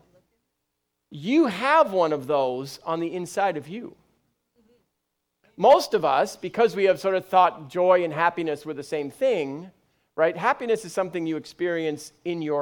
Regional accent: United Kingdom; I'm British.

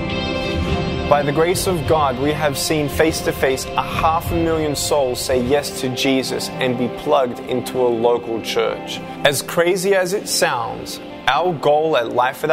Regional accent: Melbourne, Victoria, Australia; I was born in Melbourne, Australia

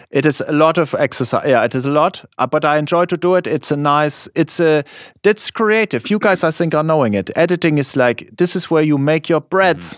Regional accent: Germany; English is a second language; moved away as an adult; now in United States; in my school, not so many people, we are liking American culture. It is it's still like this in Germany

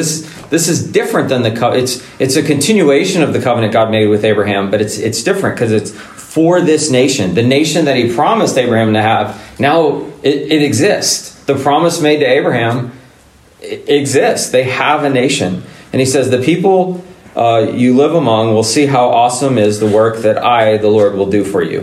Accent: United States; who we are as Americans

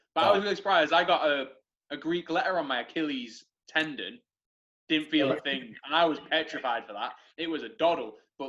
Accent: Manchester, North West England, United Kingdom; now in Leeds, United Kingdom; I'm from Manchester, so I'm Red Rose. And my mum and dad are like, you sound a bit Yorkie now.

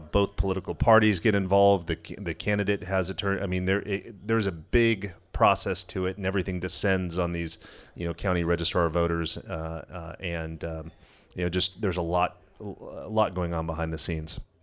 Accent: Los Angeles, California, United States; I grew up in Los Angeles

